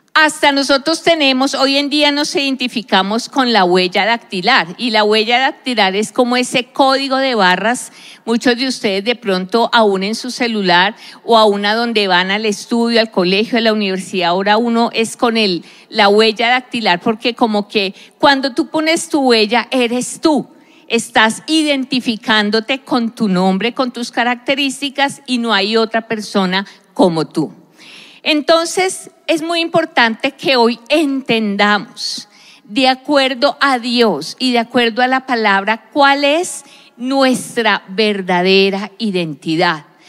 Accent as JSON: {"language": "Spanish", "country": "Colombia", "tie": "born or raised there", "said": "yo soy colombiana, me identifico como una persona que nació en un país específico, Colombia"}